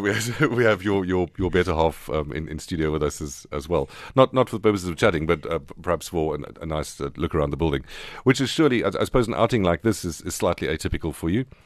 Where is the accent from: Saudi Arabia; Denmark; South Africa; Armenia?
South Africa; Queenstown, Eastern Cape; I was born in the Frontier Hospital in Queenstown